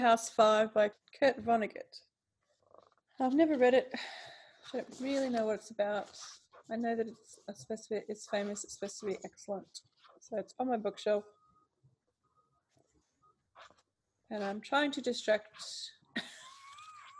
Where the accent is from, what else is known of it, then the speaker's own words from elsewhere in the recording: Australia; as an Australian